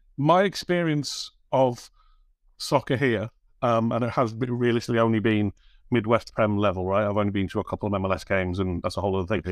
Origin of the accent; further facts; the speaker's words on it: United Kingdom; as a Brit